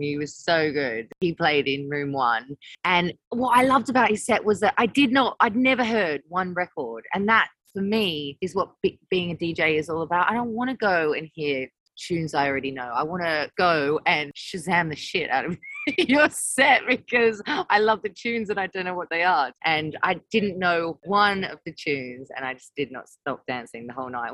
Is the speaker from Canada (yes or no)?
no; Australia; moved away as an adult; now in London, United Kingdom; when I moved from Australia to London, I was only 19.